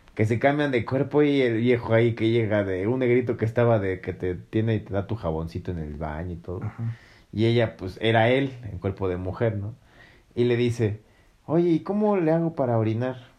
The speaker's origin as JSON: {"language": "Spanish", "country": "Mexico", "said": "tú como hombre mexicano"}